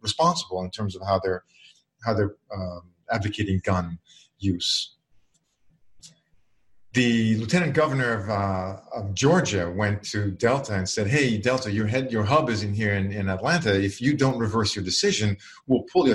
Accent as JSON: {"language": "English", "country": "Israel", "tie": "born or raised there", "moved": "as an adult", "lives_now": "United States", "said": "I was born and I grew up in Israel."}